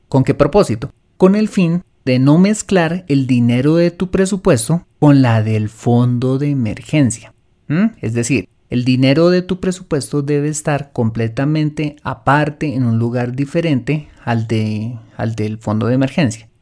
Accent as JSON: {"language": "Spanish", "country": "Colombia", "said": "en mi país, en Colombia"}